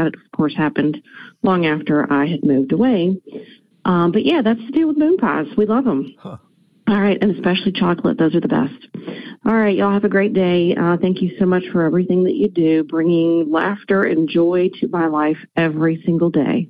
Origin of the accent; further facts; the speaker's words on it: Mobile, Alabama, United States; moved away; I grew up in Mobile, Alabama